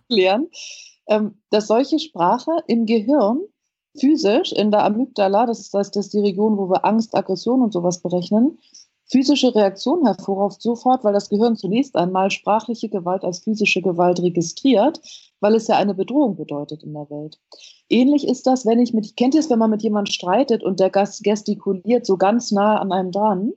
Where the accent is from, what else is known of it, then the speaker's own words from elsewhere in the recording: United States; bei uns in Amerika